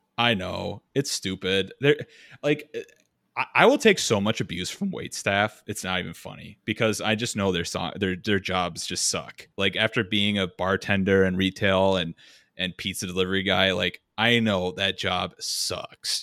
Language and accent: English; Minnesota, United States; accent: Minnesotan; moved away